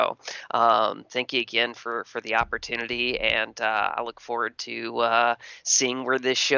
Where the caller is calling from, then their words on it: Texas, United States; Hey, Matt. … from Texas.